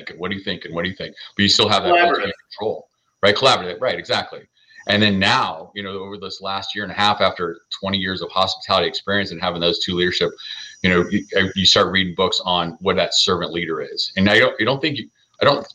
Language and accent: English; Southern California, United States; I was born and raised in Southern California